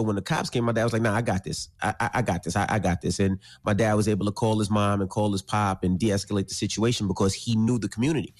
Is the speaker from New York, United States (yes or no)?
yes; Queens, New York, United States; growing up in Queens, I was like, you know, it was more community.